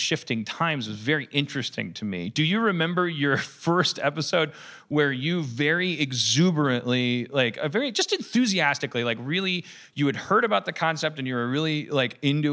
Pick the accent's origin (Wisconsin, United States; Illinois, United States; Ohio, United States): Wisconsin, United States; I'm from Wisconsin